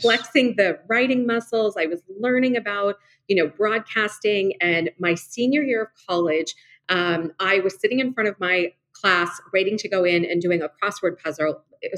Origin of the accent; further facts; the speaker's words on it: Los Angeles, California, United States; now in Arizona, United States; I grew up in Los Angeles